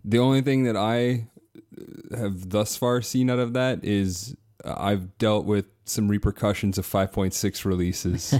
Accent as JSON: {"language": "English", "area": "near Toronto", "region": "Southern Ontario", "country": "Canada", "also_born_or_lived": "Brooklyn", "said": "I'm from, uh, Southern Ontario, so near Toronto"}